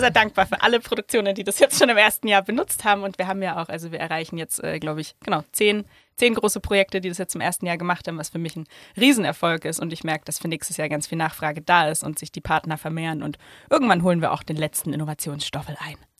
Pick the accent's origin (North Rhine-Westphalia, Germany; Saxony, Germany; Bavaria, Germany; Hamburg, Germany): Bavaria, Germany; Hof; moved away; ich bin ja in Hof in Oberfranken aufgewachsen